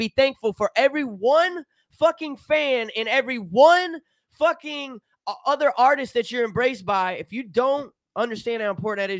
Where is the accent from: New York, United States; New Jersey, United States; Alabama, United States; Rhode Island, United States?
Alabama, United States; Man, I'm not from any scene, man. I'm from Alabama where there's fucking nothing but meth labs and red clay, bro. They don't even got dirt. They got red clay, you know?